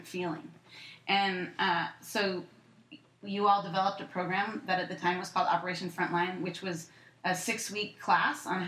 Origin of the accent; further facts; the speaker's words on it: San Francisco, California, United States; I grew up in San Francisco